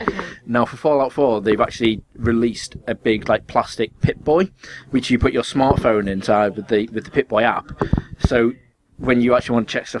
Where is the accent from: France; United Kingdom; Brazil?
United Kingdom; England; as Ush English people call it.